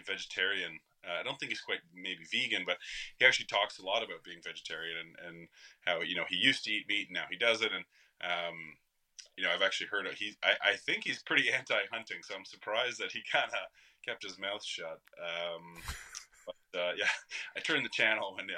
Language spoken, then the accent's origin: English; Canada